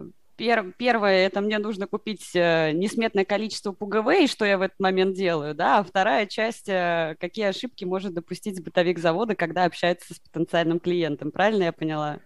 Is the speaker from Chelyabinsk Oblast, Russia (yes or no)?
no; Moscow, Russia; я, э, родом из Москвы